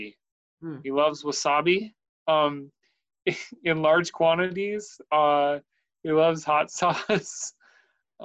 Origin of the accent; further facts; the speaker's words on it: Oshkosh, Wisconsin, United States; also born or lived in Oregon; Wisconsin. Oshkosh, Wisconsin.